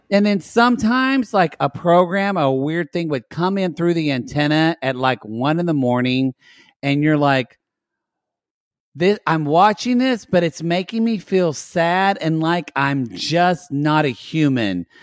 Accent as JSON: {"language": "English", "country": "United States", "said": "I have American pride"}